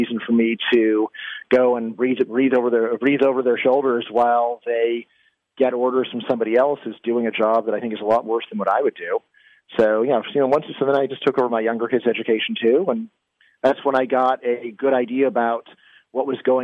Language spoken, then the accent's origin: English; Virginia, United States; in my home state of Virginia